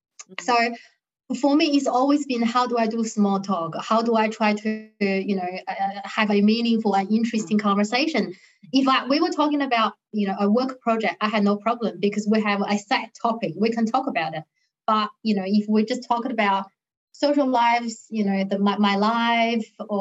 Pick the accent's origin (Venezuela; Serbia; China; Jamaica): China; now in Australia; growing up in China, sports is not my thing.